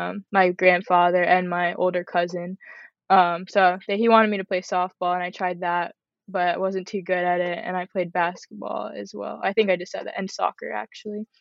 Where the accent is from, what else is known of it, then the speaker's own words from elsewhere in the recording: Parkland, Florida, United States; also born or lived in Boca Raton, Florida; I'm from Parkland, Florida. I was born in Boca Raton